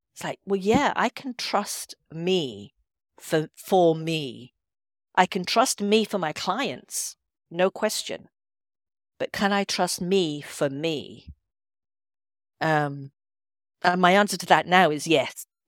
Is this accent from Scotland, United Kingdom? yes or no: yes; Edinburgh, Scotland, United Kingdom; moved away; also born or lived in London; I wanted to be back in Scotland 'cause I am, I'm from Edinburgh originally.